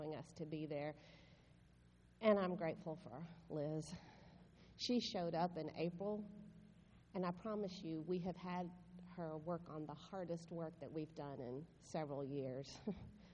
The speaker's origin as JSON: {"language": "English", "region": "the South", "country": "United States", "moved": "yes", "said": "This is where I'm from, and people here understand every word I say"}